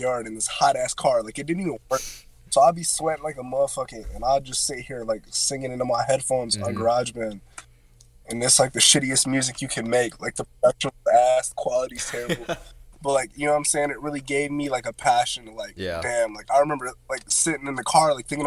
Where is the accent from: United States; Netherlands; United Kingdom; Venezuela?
United States; Ohio; when I went to college in Cincinnati, because I'm from Ohio.